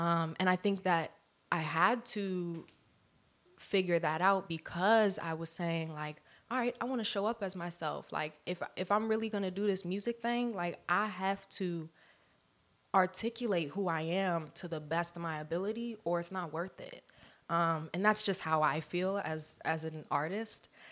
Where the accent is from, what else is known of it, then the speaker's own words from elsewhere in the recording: Columbia, Maryland, United States; now in Los Angeles, United States; I am from Columbia, Maryland, East Coast, D M V area